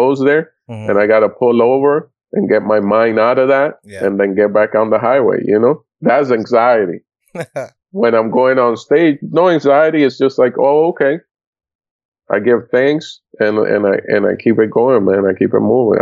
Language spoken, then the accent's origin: English; Florida, United States; also born or lived in Puerto Rico / Dominican Republic / New York; we moved down to Florida, and I grew up in Florida. So I'm a Florida boy